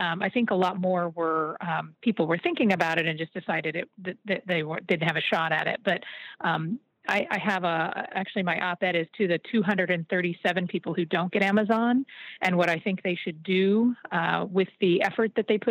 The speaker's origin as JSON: {"language": "English", "town": "Dallas", "region": "Texas", "country": "United States", "tie": "born or raised there", "moved": "yes", "lives_now": "Maryland, United States", "said": "my hometown of Dallas"}